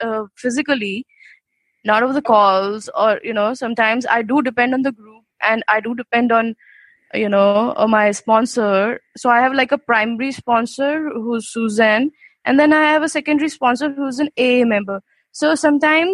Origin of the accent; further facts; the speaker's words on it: India; from India